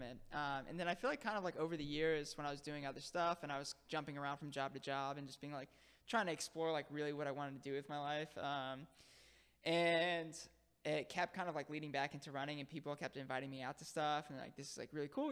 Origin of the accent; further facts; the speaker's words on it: Palm Bay, Florida, United States; moved away as an adult; also born or lived in Harlem, New York City / The Bronx, New York City; now in New York City, United States; I grew up in Florida